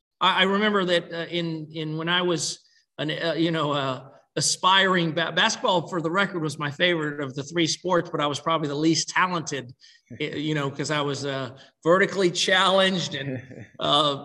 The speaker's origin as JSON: {"language": "English", "town": "Laurel Bay", "region": "South Carolina", "country": "United States", "tie": "born or raised there", "said": "growing up in Laurel Bay, South Carolina"}